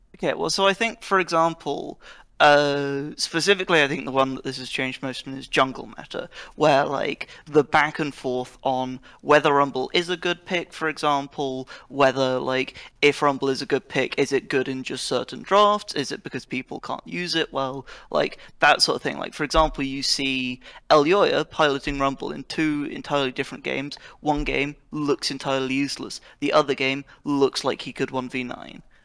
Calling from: Oxford, South East England, United Kingdom; I'm calling from, uh, Oxford, United Kingdom

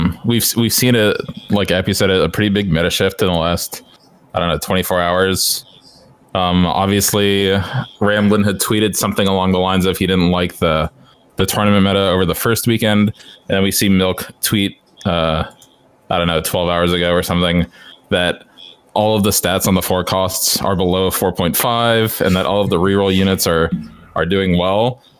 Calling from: Florida, United States; calling in from Florida

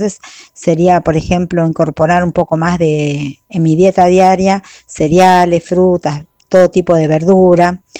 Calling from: Claypole, Buenos Aires Province, Argentina; de Claypole y bueno, eh, quiero participar de la consigna de esta semana

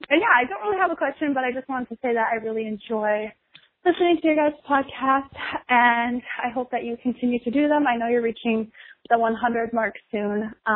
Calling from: Minnesota, United States; I am from Minnesota.

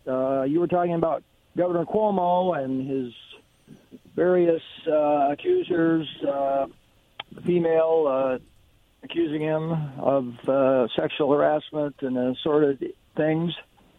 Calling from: Kennewick, Washington, United States; calling from Kennewick.

